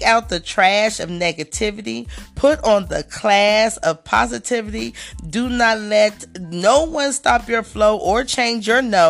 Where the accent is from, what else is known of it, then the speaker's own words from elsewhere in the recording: Dayton, Ohio, United States; my hometown businesses, and I love to see my community doing big things and people that I may have known or went to school